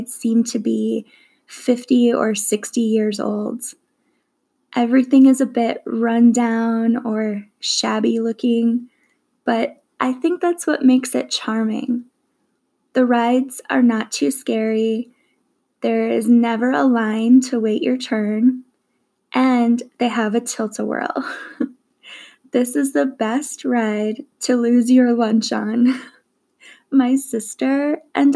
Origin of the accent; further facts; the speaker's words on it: Minnesota, United States; I grew up in Minnesota